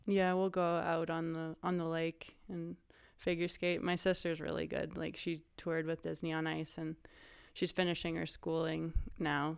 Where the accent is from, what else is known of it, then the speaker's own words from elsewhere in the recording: Whistler, British Columbia, Canada; also born or lived in North Vancouver; I grew up in Whistler, BC. I was actually born in North Vancouver